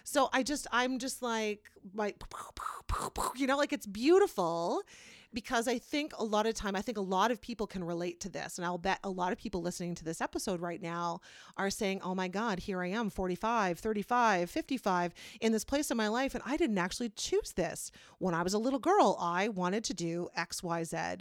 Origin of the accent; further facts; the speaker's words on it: Kitchener, Ontario, Canada; now in Wellesley, Canada; I'm from Kitchener, Waterloo